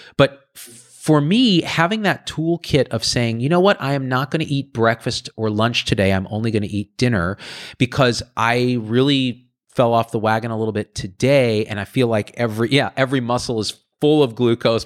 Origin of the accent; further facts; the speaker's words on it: Clovis, California, United States; I grew up in Clovis, which is down the road